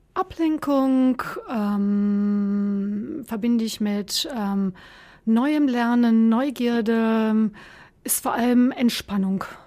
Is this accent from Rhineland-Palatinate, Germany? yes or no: no; Sauerland, North Rhine-Westphalia, Germany; moved away as an adult; also born or lived in Bonn / Göttingen; now in Essen, Germany; Im Sauerland geboren, in dem gleichen Ort aufgewachsen